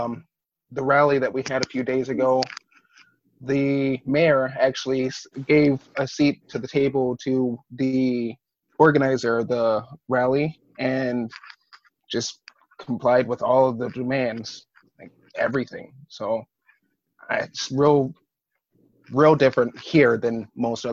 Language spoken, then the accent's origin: English; Flint, Michigan, United States; I'm from Flint, Michigan, and I work in Fitton at Fitton Tattoo and Piercing